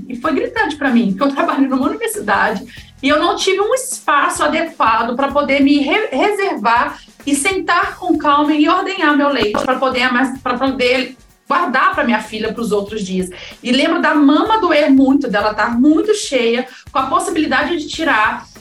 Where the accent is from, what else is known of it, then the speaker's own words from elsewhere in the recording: Minas Gerais, Brazil; now in São Paulo, Brazil; eu sou de Minas, eu não tenho família em São Paulo